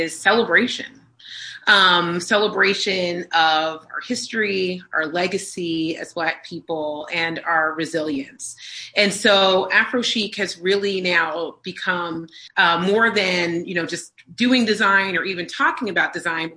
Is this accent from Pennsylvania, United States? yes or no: yes; Pennsylvania, United States; Both Brian and I grew up on a healthy dose of Motown and the Philadelphia sound because we're from Pennsylvania.